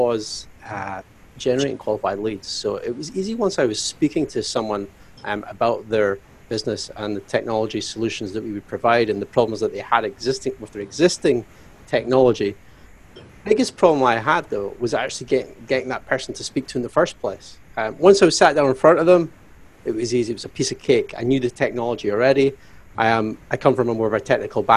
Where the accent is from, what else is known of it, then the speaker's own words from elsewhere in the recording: Glasgow, Scotland, United Kingdom; now in Aberdeen, United Kingdom; I am from Scotland, Aberdeen, Scotland, originally Glasgow. But I'm in Aberdeen today